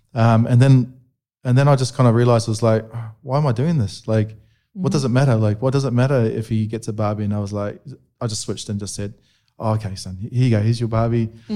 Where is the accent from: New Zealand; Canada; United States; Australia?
New Zealand; where I was a bit younger, growing up in New Zealand